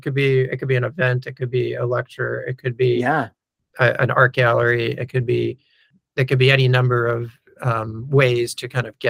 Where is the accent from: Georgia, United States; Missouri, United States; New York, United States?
New York, United States; And when I was growing up in New York, we always had these sorts of birds around, or whatever it is.